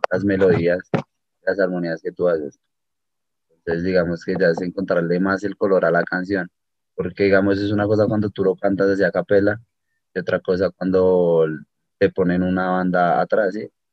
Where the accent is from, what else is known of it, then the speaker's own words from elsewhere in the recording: Bogotá, Colombia; also born or lived in Miami; la mayor parte de mi vida he pasado en, aquí en Bogotá, de Colombia